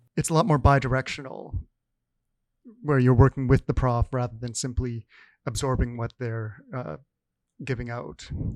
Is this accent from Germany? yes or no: no; Canada; us Canadians